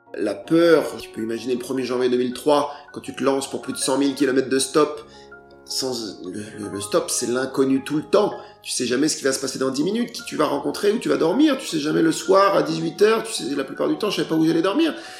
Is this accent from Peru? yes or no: no; France; je suis français